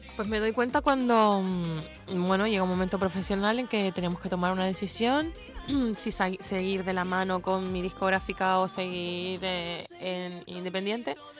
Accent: Canary Islands, Spain; hago cositas en Canarias también, en mi tierra

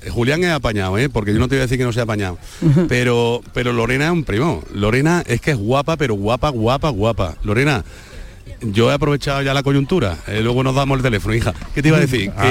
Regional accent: Marmolejo, Andalusia, Spain; Yo soy de Marmolejo.

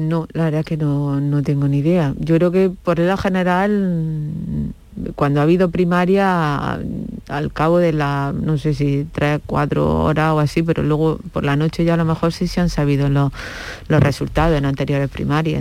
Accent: Andalusia, Spain; como ciudadana andaluza

